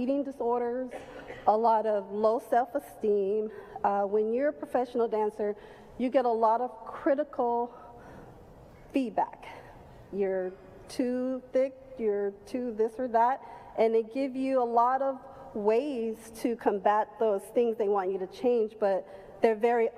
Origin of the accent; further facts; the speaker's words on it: Chicago, Illinois, United States; moved away as an adult; also born or lived in Los Angeles, California; I was born and raised in Chicago